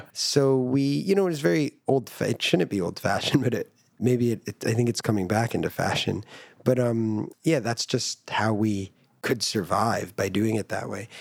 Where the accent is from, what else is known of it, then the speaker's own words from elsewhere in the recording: United States; I grew up in America